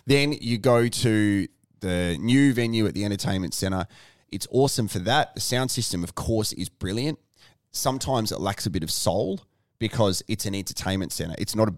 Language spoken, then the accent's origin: English; South Australia, Australia; we as South Australian sporting fans have a massive chip on our shoulder where we think Victoria's out to get us